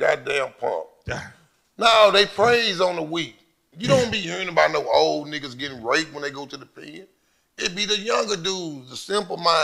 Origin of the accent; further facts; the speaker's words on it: Dallas, Texas, United States; I'm from Fish Trap